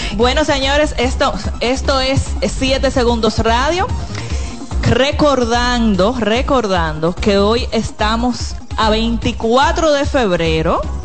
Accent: Dominican Republic; soy dominicana

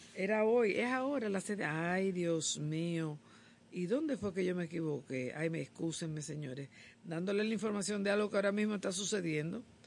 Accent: Dominican Republic

